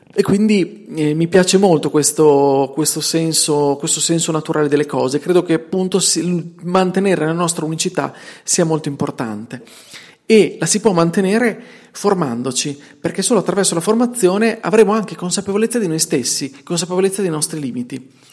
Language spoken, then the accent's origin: Italian; Bologna, Emilia-Romagna, Italy; accent: Bolognese; senti il mio dialetto, senti la mia inflessione, che è bolognese perché sono bolognese e vivo in provincia di Bologna